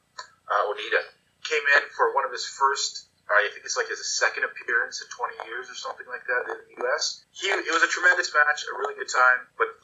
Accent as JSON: {"language": "English", "town": "Calgary", "region": "Alberta", "country": "Canada", "tie": "born or raised there", "said": "growing up in the Stampede area"}